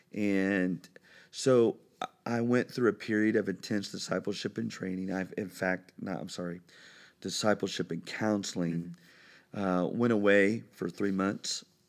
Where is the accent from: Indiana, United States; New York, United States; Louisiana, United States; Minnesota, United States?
Indiana, United States; Brookville; I am a native Hoosier. I, I, uh, was born and raised in Brookville, Indiana, which is about forty-five minutes west of Cincinnati